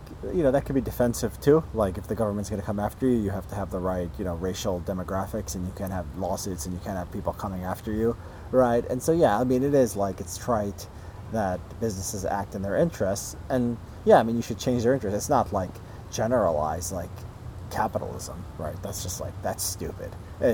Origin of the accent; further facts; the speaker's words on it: Illinois, United States; Right outside Chicago.